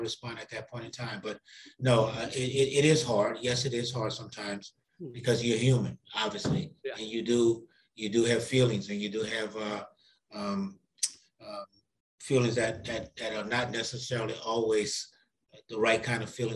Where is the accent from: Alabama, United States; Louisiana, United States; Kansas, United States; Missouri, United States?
Louisiana, United States; New Orleans; now in St. Louis, United States; I grew up in New Orleans, Louisiana, in what is called a lower ninth ward